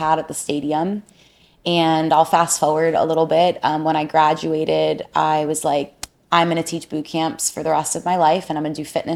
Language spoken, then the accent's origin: English; South Florida, United States; born and raised in South Florida, a South Florida baby